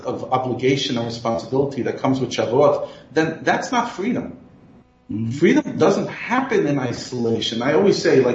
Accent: United States; moved away; I grew up in America

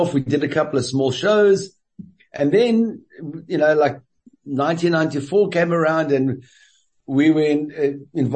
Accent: Cape Town, Western Cape, South Africa; moved away as an adult; also born or lived in Paris / Dominican Republic; my hometown for 6 weeks, Cape Town.

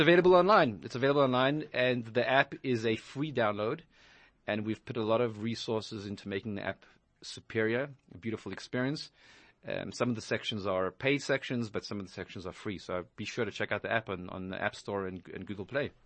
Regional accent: Johannesburg, Gauteng, South Africa; moved away as an adult; also born or lived in Israel; now in New York, United States; I grew up in Johannesburg, South Africa

